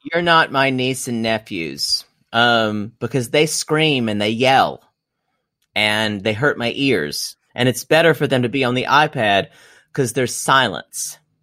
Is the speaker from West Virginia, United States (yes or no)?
no; South Carolina, United States; You will not get me to betray my homeland